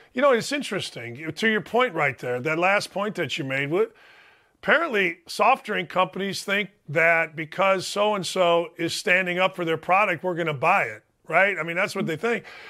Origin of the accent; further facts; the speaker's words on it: Gary, Indiana, United States; I'm from a world, Gary, Indiana